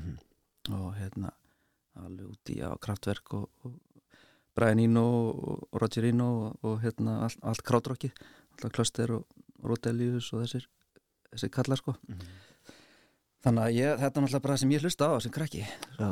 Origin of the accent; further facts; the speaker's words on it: Reykjavík, Capital Region, Iceland; er uppalinn í Reykjavík í 101 og er þar enn